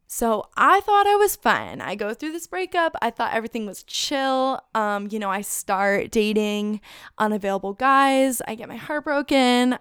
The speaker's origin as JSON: {"language": "English", "town": "Phoenix", "region": "Arizona", "country": "United States", "tie": "born or raised there", "also_born_or_lived": "Tucson, Arizona / Thousand Oaks, California", "moved": "as an adult", "lives_now": "North Carolina, United States", "said": "I grew up in Phoenix"}